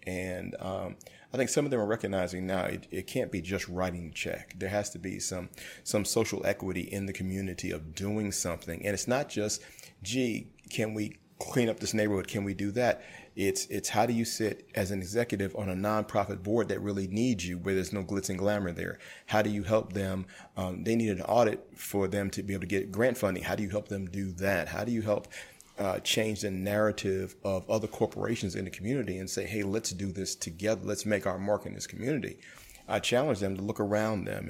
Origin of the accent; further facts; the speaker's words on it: New York City, New York, United States; I grew up in Brooklyn when I was younger